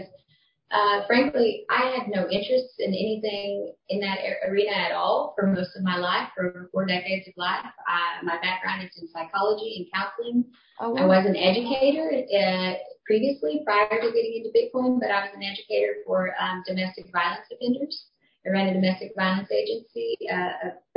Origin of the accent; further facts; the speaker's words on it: Texas, United States; also born or lived in Oklahoma; now in Roatan, Honduras; Originally from Texas